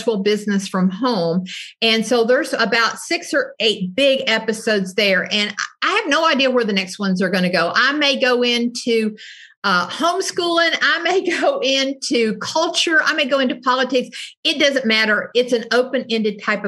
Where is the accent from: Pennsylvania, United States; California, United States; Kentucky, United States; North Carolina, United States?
Kentucky, United States; Southeastern; I was born in Southeastern Kentucky, which is a very heavy welfare poverty part of the country